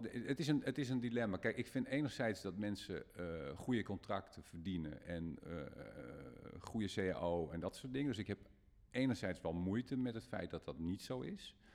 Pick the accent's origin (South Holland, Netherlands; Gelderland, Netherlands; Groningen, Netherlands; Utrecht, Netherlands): Groningen, Netherlands; bij ons in Groningen